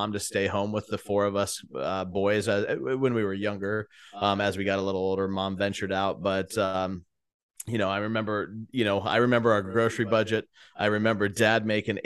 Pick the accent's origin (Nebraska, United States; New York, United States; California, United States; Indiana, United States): Nebraska, United States; Bayard; I was in the panhandle of Nebraska, fourth generation from Baird, Nebraska, a little town, around 1,100 people growing up